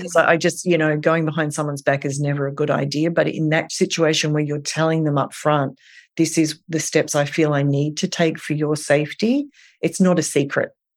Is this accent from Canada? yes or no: no; Australia; now in New York, United States; I am from Australia